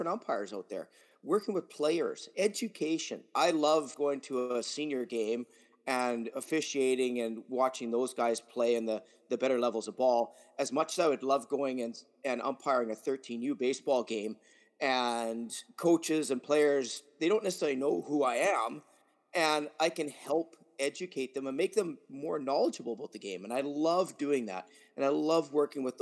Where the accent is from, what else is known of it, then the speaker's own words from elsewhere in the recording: Vegreville, Alberta, Canada; moved away as an adult; also born or lived in Drumheller, Alberta; now in Saskatoon, Canada; I'm originally from Vegreville, Alberta. I there for majority of my life. Took all my most of my schooling there, graduated from there